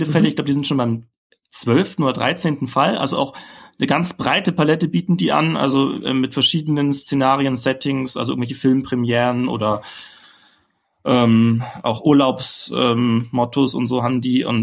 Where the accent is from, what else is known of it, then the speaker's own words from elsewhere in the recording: Berlin, Germany; Ich meine, ich als Berliner, wir sind ja eh schon so anti-faschingsmäßig eingestellt.